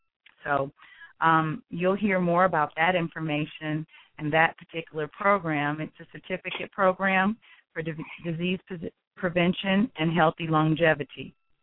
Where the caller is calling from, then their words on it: Greensboro, North Carolina, United States; I am calling from Greensboro, North Carolina.